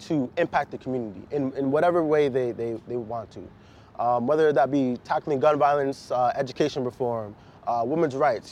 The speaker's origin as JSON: {"language": "English", "region": "suburbs of New Jersey", "country": "United States", "tie": "born or raised there", "moved": "as an adult", "lives_now": "Philadelphia, United States", "said": "I was born in Philly, but I grew up in the suburbs of New Jersey"}